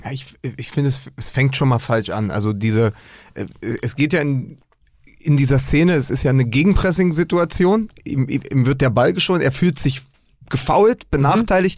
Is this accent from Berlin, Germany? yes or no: yes; Berlin, Germany; Ich bin ja aus Spandau.